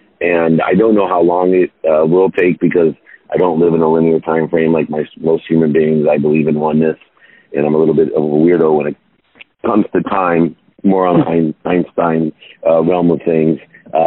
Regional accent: Akron, Ohio, United States; moved away; I grew up in Akron, Ohio, a single mom, not connected

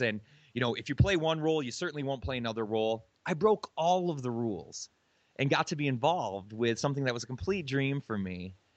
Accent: Michigan, United States; moved away as an adult; also born or lived in Hawaii; I'm from Michigan

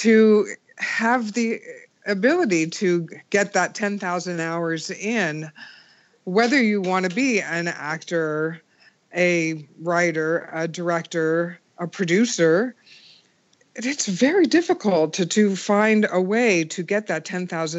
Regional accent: Menlo Park, California, United States; I was born and raised in Menlo Park, the shadow of Stanford University

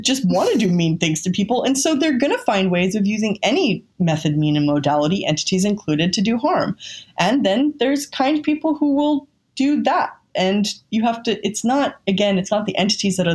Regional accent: California, United States; I'm from California, and I wasn't raised with religion

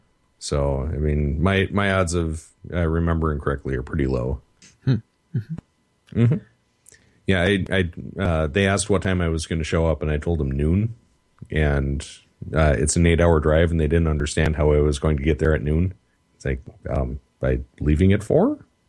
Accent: South Africa; now in United States; Yeah, I'm from South Africa, and in America you pronounce things differently for like 15 minutes.

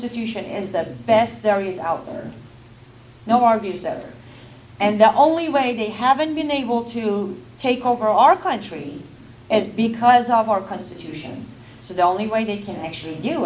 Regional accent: Iran; now in United States; I grew up in Iran

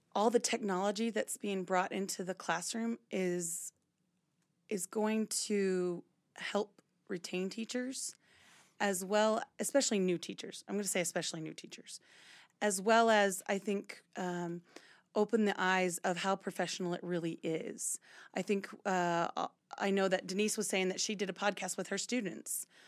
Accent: Louisiana, United States; moved away as an adult; now in Utah, United States; I'm from Louisiana, but I went to school out here in Utah.

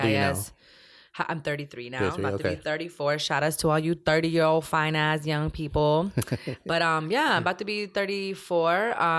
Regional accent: Ciudad Obregón, Sonora, Mexico; also born or lived in Sinaloa, Mexico; Because we're not from Nogales, actually. {S1} Right. {S2} We're from Obregón, Sonora, from Estación Don, Picam, and Sinaloa, Los Mochis, and all that. So I was a border baby because of that fake border that was actually there.

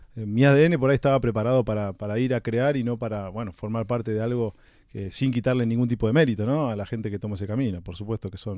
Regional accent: Olivos, Buenos Aires Province, Argentina; viví prácticamente toda mi infancia en Olivos.

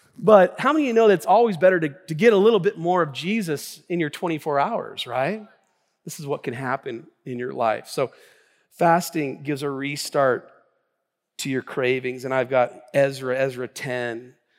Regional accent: Tacoma, Washington, United States; I was born and raised in the Northwest here in Tacoma

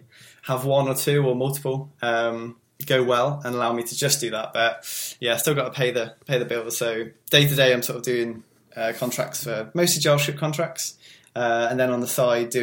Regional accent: England, United Kingdom; accent: English; being an English person

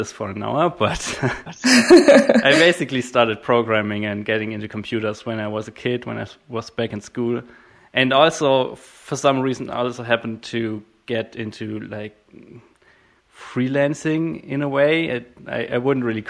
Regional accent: Germany; I'm from Germany

